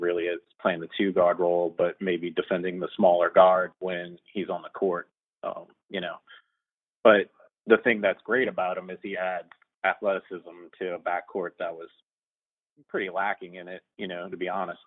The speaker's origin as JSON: {"language": "English", "town": "New Orleans", "region": "Louisiana", "country": "United States", "said": "I'm from New Orleans"}